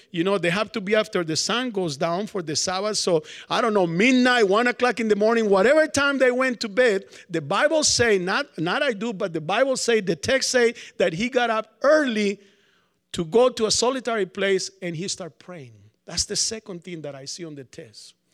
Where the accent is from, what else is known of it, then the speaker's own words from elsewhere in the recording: Colombia; moved away; also born or lived in New York; I'm from Colombia, South America